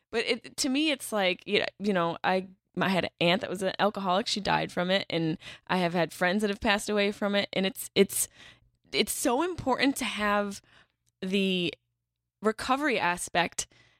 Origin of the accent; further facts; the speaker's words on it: Syracuse, New York, United States; moved away; I lived in New York City for 10 years, but I'm from Syracuse, which is just a hobunk town.